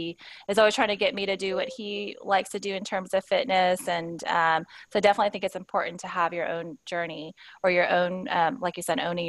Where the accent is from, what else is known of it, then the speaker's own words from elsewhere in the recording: Texas, United States; as a Texan